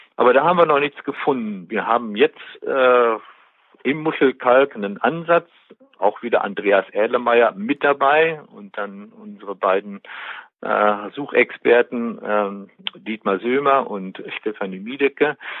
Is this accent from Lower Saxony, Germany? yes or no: no; Westmünsterland, North Rhine-Westphalia, Germany; born or raised there; moved away as an adult; also born or lived in Bielefeld; now in Detmold, Germany